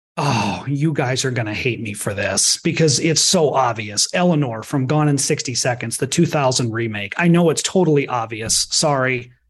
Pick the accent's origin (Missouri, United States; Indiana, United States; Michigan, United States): Michigan, United States; Detroit; I was from Detroit